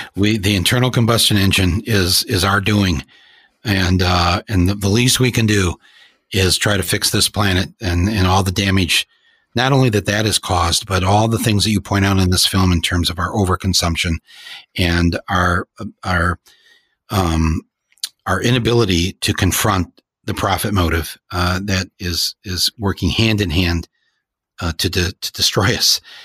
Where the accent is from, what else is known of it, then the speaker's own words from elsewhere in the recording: Flint, Michigan, United States; We are of Flint, Michigan, folks